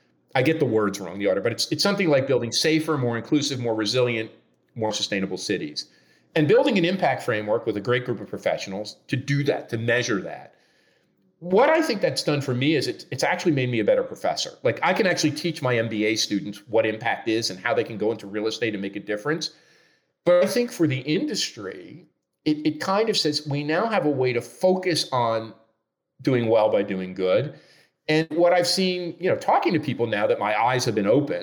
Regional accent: Newark, New Jersey, United States; now in Toronto, Canada; my hometown of Newark, New Jersey

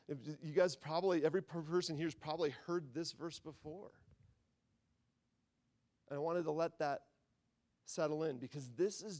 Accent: Midwest, United States; I grew up in the Midwest

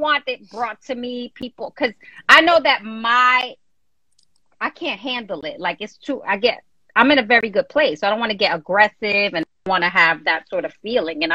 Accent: New York, United States; I'm from New York. I'm in New York all the time, you know, Jersey, New York

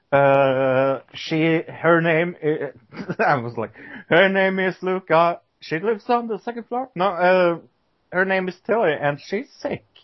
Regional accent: United Kingdom; I am British.

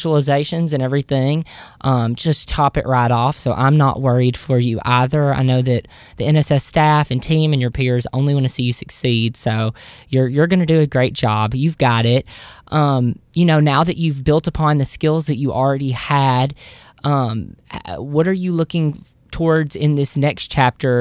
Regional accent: Southern United States, United States; accent: Southern

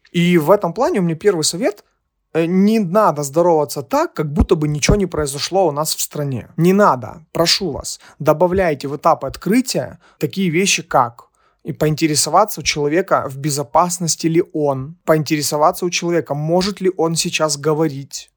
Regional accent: Ukraine; Мы из Украины

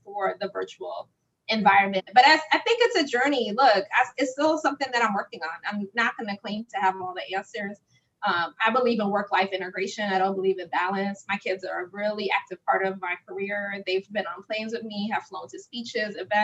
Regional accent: New York City, New York, United States; where I came from the Bronx

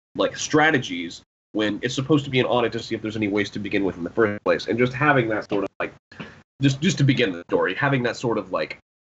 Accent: Florida, United States; now in Oklahoma, United States; Florida, I think it was in my home state

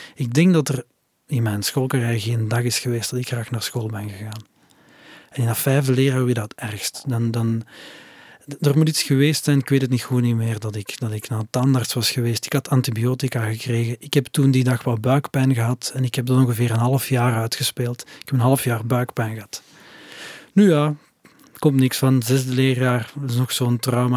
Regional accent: Flanders, Belgium; bij ons in Torp

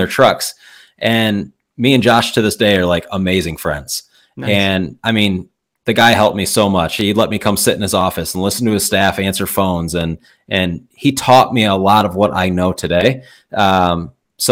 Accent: Michigan, United States; I'm from Michigan.

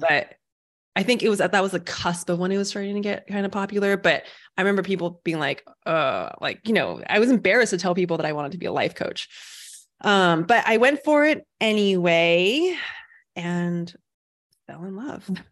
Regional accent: United States; also born or lived in Taiwan; I was born in America, and I was like, so that's still home for me.

